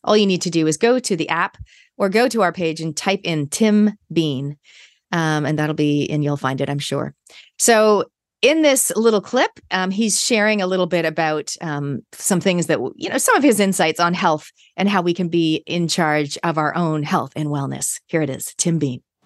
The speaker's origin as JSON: {"language": "English", "country": "Canada", "tie": "born or raised there", "moved": "as an adult", "lives_now": "New Zealand", "said": "I am a Kiwi by genetics, but I grew up in Canada"}